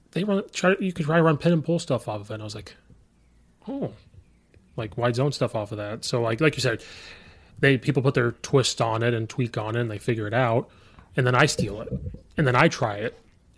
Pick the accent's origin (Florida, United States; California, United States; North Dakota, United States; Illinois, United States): Illinois, United States; I'm from Central Illinois. Like I only heard of like one or two schools up here. So coming up here I have to learn all these suburbs.